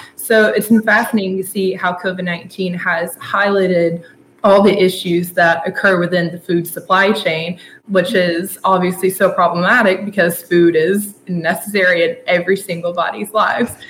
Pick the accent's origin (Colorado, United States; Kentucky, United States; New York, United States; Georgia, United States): Georgia, United States; Blairsville; moved away as an adult; now in Athens, United States; I'm from a little town called Blairsville, Georgia, up in the North Georgia mountains